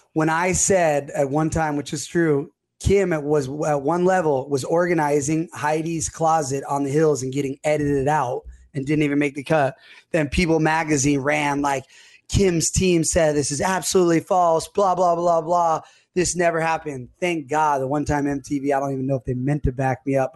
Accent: Los Angeles, California, United States; I grew up in Palisades.

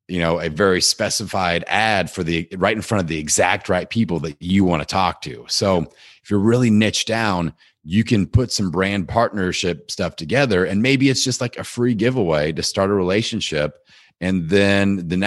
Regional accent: Midwest, United States; I'm like I'm from the Midwest. I can I can do whatever.

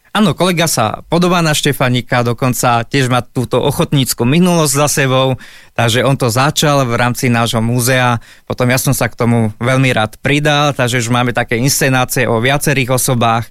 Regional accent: Stará Turá, Trenčín Region, Slovakia; Vyrastal som v Starej Ture

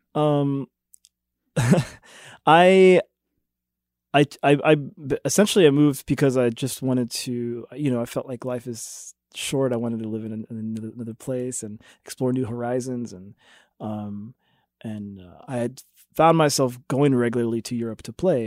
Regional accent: Jefferson City, Missouri, United States; I grew up in Jefferson City

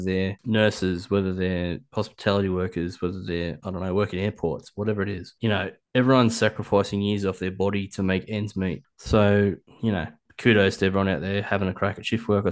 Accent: Nui, Victoria, Australia; I was raised in Nui.

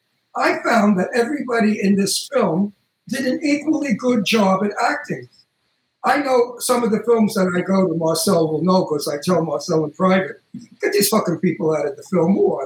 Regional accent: Brooklyn, New York, United States; And I'm from Brooklyn.

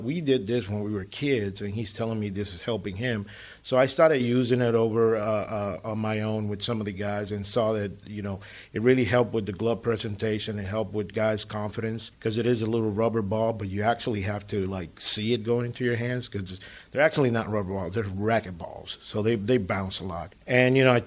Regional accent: San Pedro de Macorís, Dominican Republic; moved away; I'm from San Pedro de Macorís

